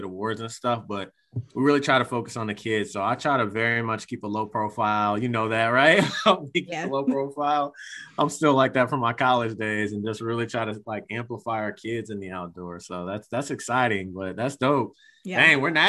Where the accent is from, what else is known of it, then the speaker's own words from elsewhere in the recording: Virginia, United States; I would say, oh, I'm from Virginia. I'm kind of from all over.